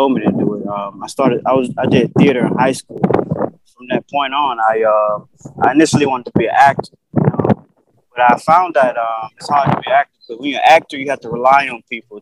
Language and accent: English; Blakely, Georgia, United States; moved away as an adult; also born or lived in Connecticut; now in New York City, United States; I'm from Blakely, Georgia. Born and raised